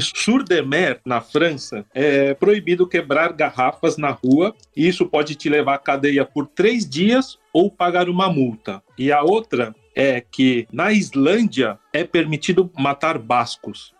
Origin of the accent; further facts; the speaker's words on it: Brazil; eu, como brasileiro